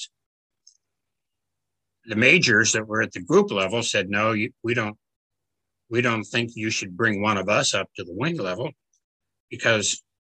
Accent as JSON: {"language": "English", "town": "Cleveland", "region": "Ohio", "country": "United States", "tie": "born or raised there", "moved": "as an adult", "said": "Cleveland, Ohio, my hometown"}